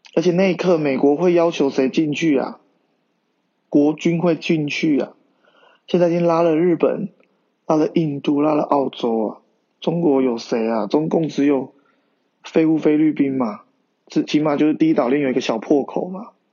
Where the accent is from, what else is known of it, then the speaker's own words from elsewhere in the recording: Taiwan; 认同我是一个中国人，也是一个台湾人